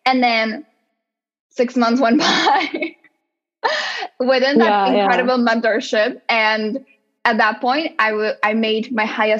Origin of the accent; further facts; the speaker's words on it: Czechia; English is a second language; moved away as an adult; now in United States; growing up in the Czech Republic, and like I was there until I was 24, and then I moved to the US.